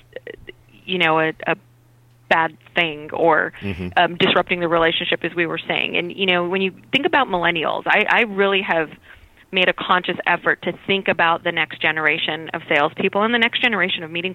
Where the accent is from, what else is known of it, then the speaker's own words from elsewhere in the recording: Albuquerque, New Mexico, United States; moved away as an adult; I'm originally from Albuquerque, New Mexico, and my younger brother and I were really close